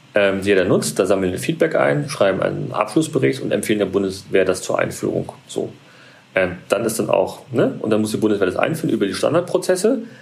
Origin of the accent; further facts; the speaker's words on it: Berlin, Germany; Ich bin aus Berlin